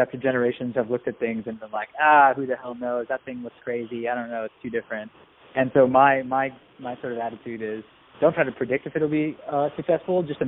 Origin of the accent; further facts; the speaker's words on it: Silicon Valley, California, United States; I was born and raised in and around Silicon Valley